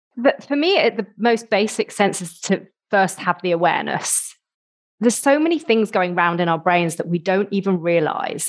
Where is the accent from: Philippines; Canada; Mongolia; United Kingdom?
United Kingdom